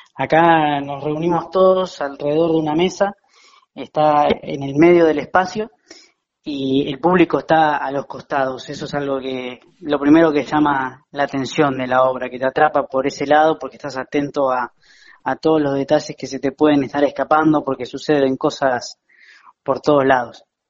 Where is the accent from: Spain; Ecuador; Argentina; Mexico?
Argentina; La Plata, Buenos Aires Province; moved away as an adult; now in Buenos Aires, Argentina; yo soy platense, pero en 2015 me mudé para, Capital